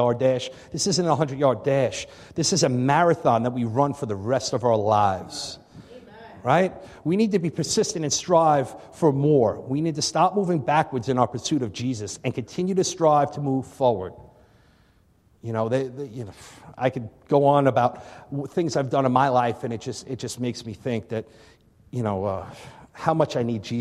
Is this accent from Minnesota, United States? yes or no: no; Long Island, New York, United States; moved away as an adult; also born or lived in Albany / Connecticut; now in Buffalo, United States; I'm originally from Long Island. So, you know, I grew up on Long Island